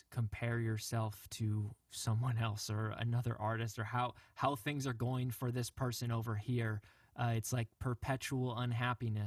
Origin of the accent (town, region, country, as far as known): Rochester, New York, United States; born or raised there